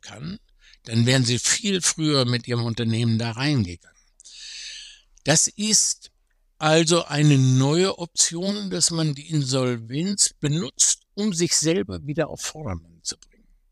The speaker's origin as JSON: {"language": "German", "country": "Germany", "said": "Ich bin selber Deutscher"}